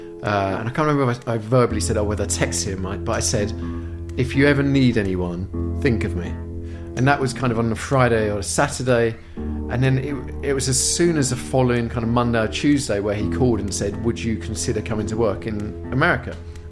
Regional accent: United Kingdom; I'm very British in that I want to be asked

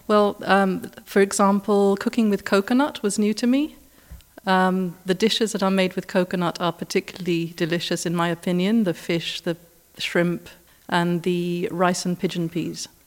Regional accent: Gibraltar; also born or lived in United Kingdom; now in Dominican Republic; I was actually living in the U K at the time, but I'm from Gibraltar originally.

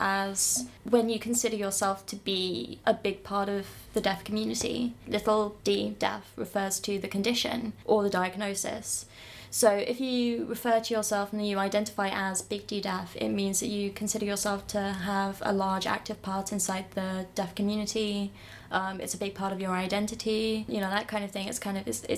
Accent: Reading, South East England, United Kingdom; I come from Reading.

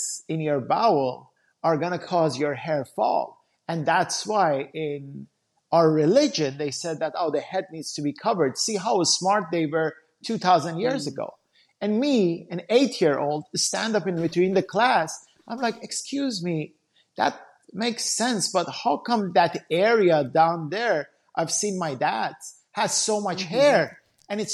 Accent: Iran; moved away; I grew up back in Iran

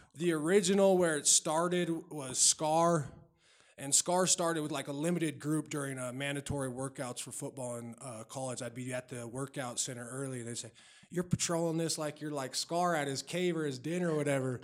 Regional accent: Denver, Colorado, United States; also born or lived in Wheat Ridge / Lakewood / Golden; I was born at the old Saint Joe's Hospital, which, for people that don't know, that was right by Sloan's Lake. And then I grew up in North Denver

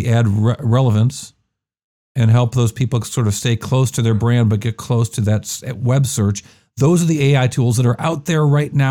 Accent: Rochester, New York, United States; accent: Rochester; my Rochester accent

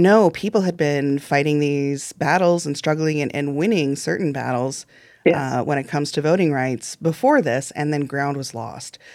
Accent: Illinois, United States; I grew up in Illinois. I went to Illinois public schools

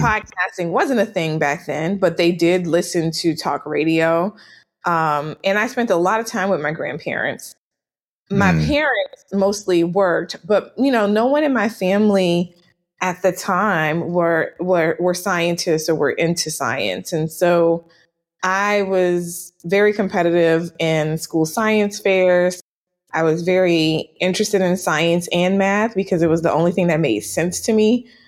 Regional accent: New Orleans, Louisiana, United States; moved away as an adult; also born or lived in Washington, D.C. / Atlanta / Nashville / New York; I am born and raised in was born and raised in New Orleans, Louisiana

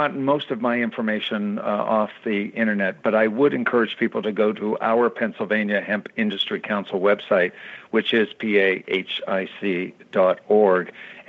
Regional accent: Canada; now in United States; I came from Canada. We had industrial hemp in Canada.

